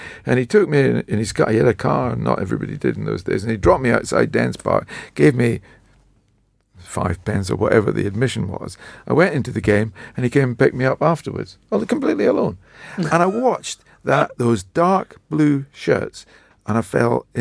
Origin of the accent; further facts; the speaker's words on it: Dundee, Scotland, United Kingdom; Was my hometown. So I grew up in Dundee